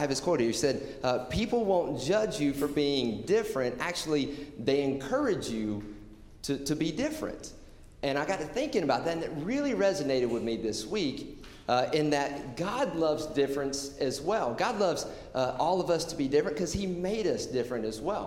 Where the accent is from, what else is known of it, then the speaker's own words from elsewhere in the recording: Georgia, United States; now in Portland, United States; I grew up in the South in Georgia, and in the high school that I grew up